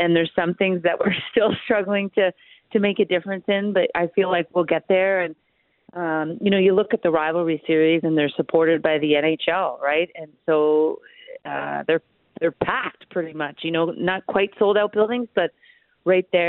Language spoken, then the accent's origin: English; Brampton, Ontario, Canada; my hometown of Brampton